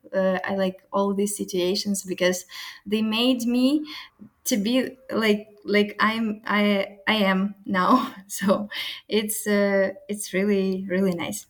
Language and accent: English; Ukraine; English is a second language; moved away as an adult; now in Porto, Portugal; Ukrainian girl, usually we're powerful